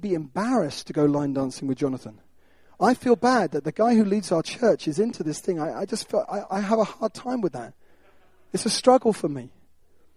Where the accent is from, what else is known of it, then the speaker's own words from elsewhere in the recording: United Kingdom; we're British.